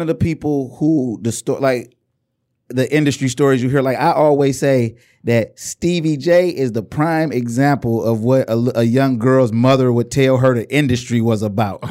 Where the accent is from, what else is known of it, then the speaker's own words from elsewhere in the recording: Inkster, Michigan, United States; I i am from Inkster.